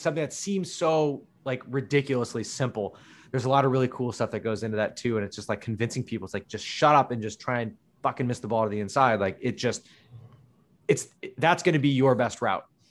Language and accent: English; Menlo Park, California, United States; also born or lived in Redwood City; I grew up in Menlo Park